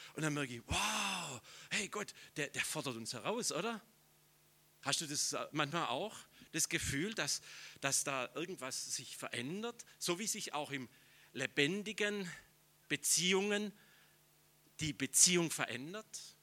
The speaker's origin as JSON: {"language": "German", "town": "Schorndorf", "region": "Baden-Württemberg", "country": "Germany", "said": "ich komme aus Schorndorf, das ist urschwäbisch, das ist die Daimlerstadt"}